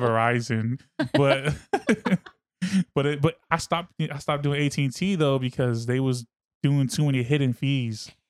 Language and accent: English; Fairfield, California, United States; also born or lived in Suisun City, California / Vallejo, California; I grew up in Sissoon and Fairfield, and Vallejo